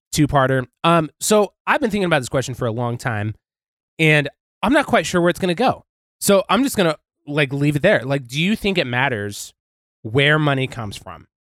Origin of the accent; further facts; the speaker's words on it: Montana, United States; I'm from Montana